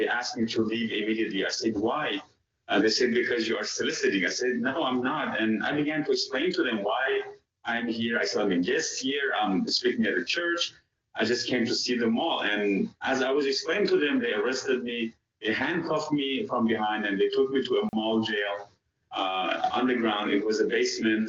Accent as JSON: {"language": "English", "country": "Iran", "moved": "yes", "said": "I'm originally from Iran."}